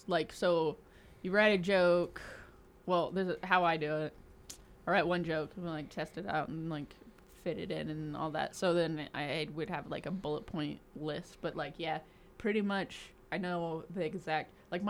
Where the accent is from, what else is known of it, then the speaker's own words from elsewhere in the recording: Indiana, United States; now in Salt Lake City, United States; Yes. I came from Indiana.